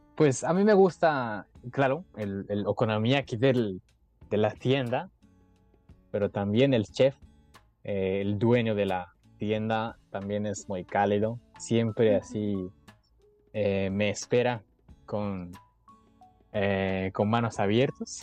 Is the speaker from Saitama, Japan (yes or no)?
yes; Saitama, Japan; Spanish is a second language; moved away as an adult; now in Hiroshima, Japan; Donde yo nací o donde yo estoy ahorita, Saitama, no tiene mar